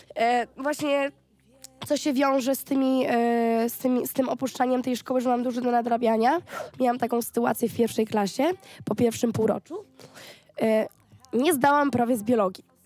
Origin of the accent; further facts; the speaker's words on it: Gdańsk, Pomeranian Voivodeship, Poland; ja nie jestem z Warszawy, ja mhm. jestem z Gdańska